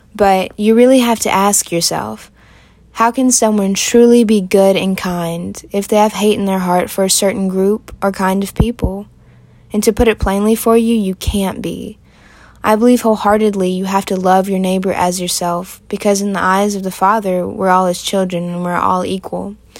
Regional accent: Aiken, South Carolina, United States; I'm from Aiken, South Carolina

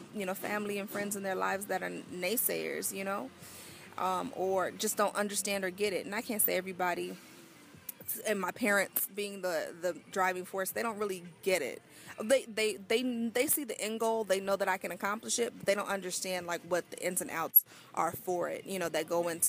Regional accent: Arizona, United States; moved away; back home in Arizona

